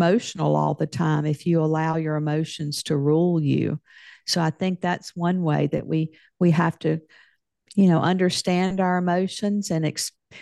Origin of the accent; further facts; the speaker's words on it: Deep South, United States; I grew up in the South in the United States, in the Deep South.